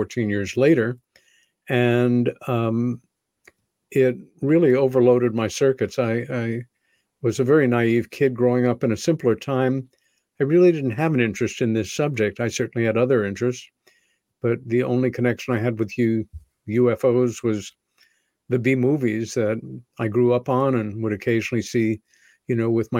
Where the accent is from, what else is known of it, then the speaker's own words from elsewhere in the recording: Long Island, New York, United States; When I was 14 years old, growing up on Long Island, about 30 miles east of Manhattan